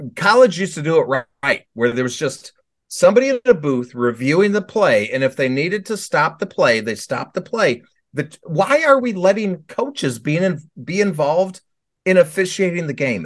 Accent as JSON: {"language": "English", "area": "Chicago suburbs", "region": "Illinois", "country": "United States", "tie": "born or raised there", "said": "I grew up in Chicago Burbs"}